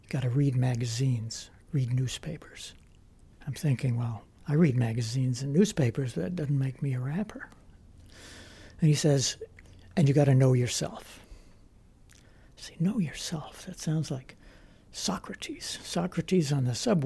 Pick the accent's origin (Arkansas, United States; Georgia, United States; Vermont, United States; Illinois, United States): Vermont, United States; I'm from Vermont